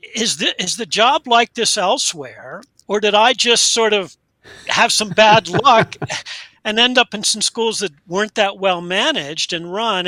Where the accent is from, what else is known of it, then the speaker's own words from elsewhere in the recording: United States; moved away as an adult; also born or lived in Delaware / Pennsylvania / British Columbia, Canada; I grew up in Delaware and Pennsylvania, and that's where I now am